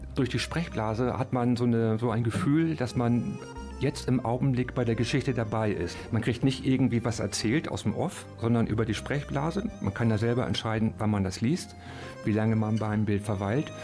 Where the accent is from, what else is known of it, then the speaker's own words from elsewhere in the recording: Hamburg, Germany; moved away as an adult; now in Aachen, Germany; Ich komme ursprünglich aus Hamburg und ich bin zum Studium nach Aachen gezogen wegen der Nähe zu Belgien